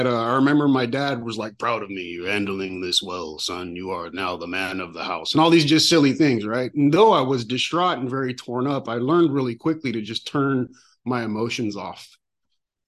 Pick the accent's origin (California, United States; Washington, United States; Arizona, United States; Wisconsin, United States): California, United States; San Francisco; I was born in San Francisco